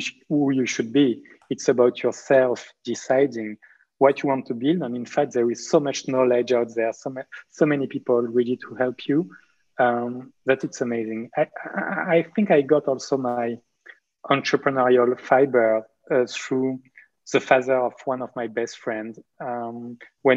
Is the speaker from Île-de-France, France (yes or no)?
no; Marseille, Provence-Alpes-Côte d'Azur, France; I was born in Marseille in southeast of France to two French doctors